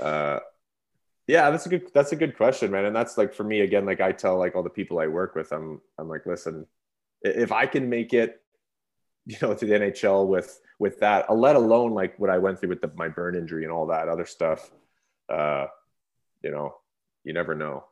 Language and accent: English; Revelstoke, British Columbia, Canada; I grew up in Revelstoke as a small town